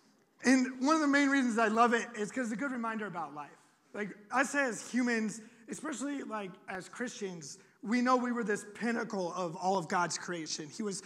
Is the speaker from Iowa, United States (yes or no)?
yes; Iowa, United States; moved away; I'm from Iowa. We just have pigs and corn